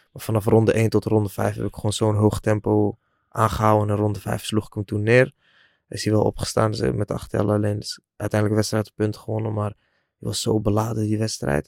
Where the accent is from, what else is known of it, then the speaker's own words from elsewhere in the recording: 's-Hertogenbosch, North Brabant, Netherlands; ik woon alweer een paar jaar in Den Bosch, waar ik ben eh, geboren en getogen